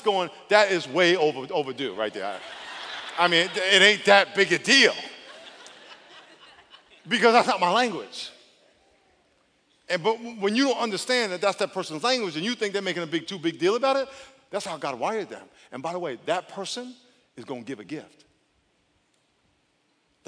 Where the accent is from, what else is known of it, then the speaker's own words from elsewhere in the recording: East Coast, United States; moved away; I grew up on the East Coast